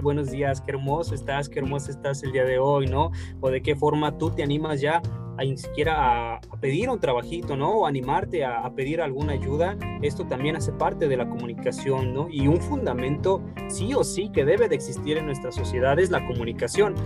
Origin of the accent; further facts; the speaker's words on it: Guadalajara, Jalisco, Mexico; nací aquí en Guadalajara